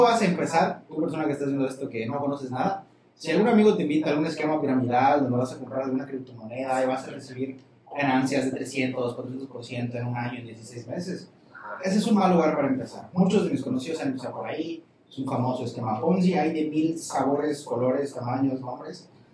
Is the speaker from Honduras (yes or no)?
no; Campeche, Mexico; Nací aquí en Campeche, tengo 23 años.